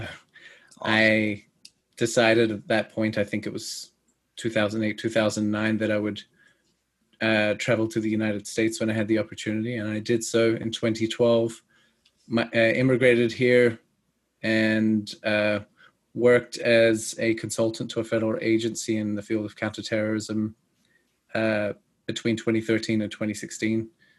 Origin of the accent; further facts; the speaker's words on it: Australia; I was born and raised in Australia. And my accent is not the most Australian. Most people confuse it for British, but that's because I speak English properly. I was born and raised in Australia